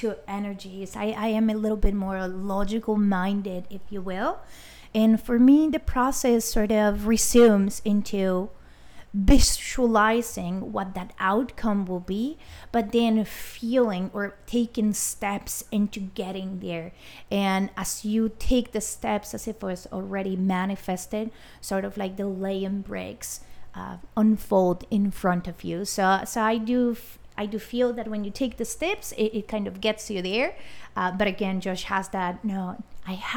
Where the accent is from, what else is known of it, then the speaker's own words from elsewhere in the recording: Colombia; moved away as an adult; now in United States; as you may guess by the accent, I am Colombian as nationality. I have been residing in the U.S. for just about 11 years